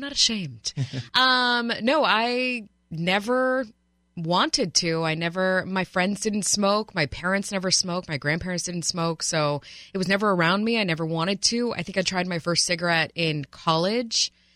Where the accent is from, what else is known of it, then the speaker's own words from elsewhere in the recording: Miami, Florida, United States; I'm a Heat fan. I'm from Miami